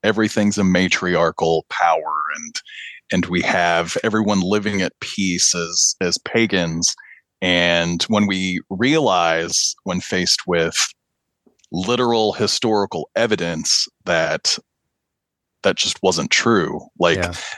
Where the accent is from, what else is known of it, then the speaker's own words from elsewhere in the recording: Pakistan; also born or lived in American Midwest / central Illinois; now in Illinois, United States; I'm from Pakistan. My mom is Pakistani. My my father is an American citizen, and they met in the late 70s. And I came along not long after that, after they married, and uh, grew up in Pakistan